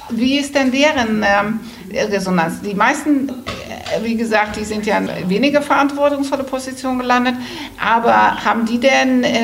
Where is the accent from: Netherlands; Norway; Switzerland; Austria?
Netherlands; now in Germany; Ich bin ja Holländerin und äh, in Holland, das ist auch das Modell